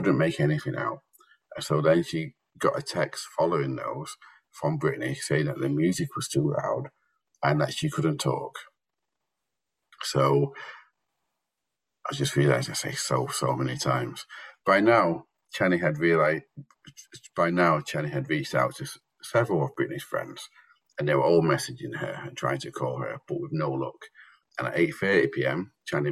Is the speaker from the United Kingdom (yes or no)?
yes; United Kingdom; I am very British